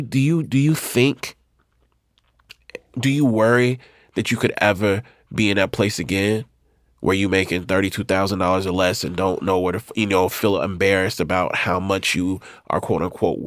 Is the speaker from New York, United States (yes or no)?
no; Mississippi, United States; moved away; I'm from Mississippi.